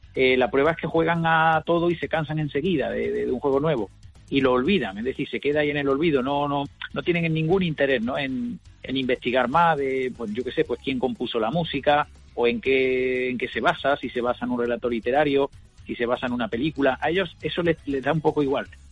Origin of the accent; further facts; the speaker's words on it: Córdoba, Andalusia, Spain; yo soy de Córdoba